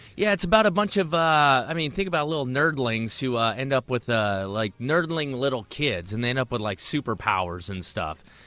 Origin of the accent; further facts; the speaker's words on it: Tacoma, Washington, United States; I grew up in Tacoma